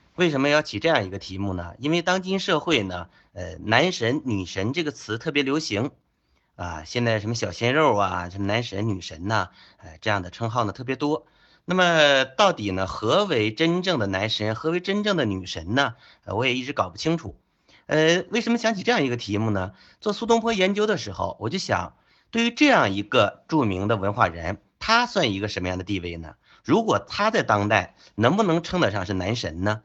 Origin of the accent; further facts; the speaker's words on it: China; 我们中国人